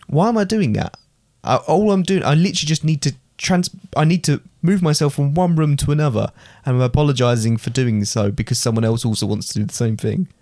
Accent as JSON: {"language": "English", "region": "England", "country": "United Kingdom", "said": "I would always call myself British"}